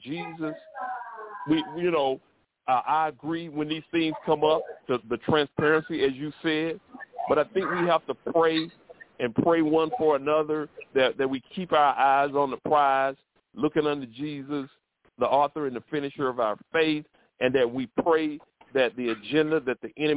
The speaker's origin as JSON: {"language": "English", "town": "Troy", "region": "Alabama", "country": "United States", "tie": "born or raised there", "said": "I grew up in Alabama, down south, near Montgomery, and it's in a city called Troy"}